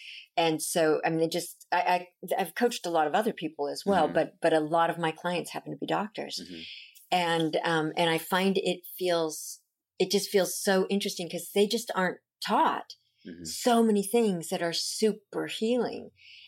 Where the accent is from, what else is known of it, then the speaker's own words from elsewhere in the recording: Long Beach, California, United States; Long Beach.